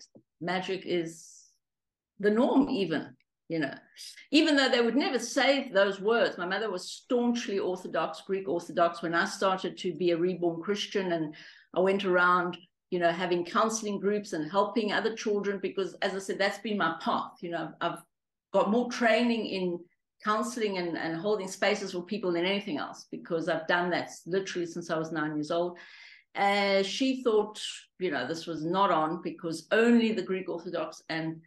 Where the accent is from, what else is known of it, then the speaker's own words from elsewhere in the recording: Johannesburg, Gauteng, South Africa; also born or lived in Romania; I grew up in Hillbrow, which at the time was where all the immigrants were